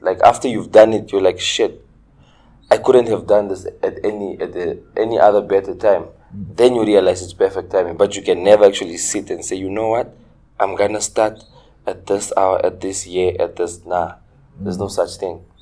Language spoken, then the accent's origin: English; Ongwediva, Oshana, Namibia; also born or lived in Windhoek / Tsumeb; I'm from Ongwediva. I grew up in Ongwediva. Okay. Uh, I was born and raised here in Ongwediva.